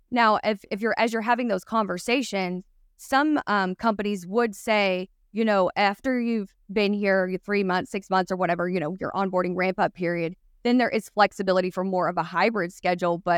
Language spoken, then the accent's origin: English; Boston, Massachusetts, United States; Like we're from Boston.